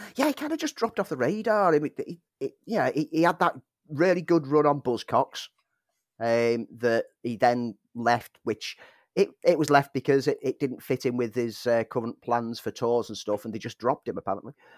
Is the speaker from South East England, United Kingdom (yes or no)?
no; Liverpool, North West England, United Kingdom; I'm from Liverpool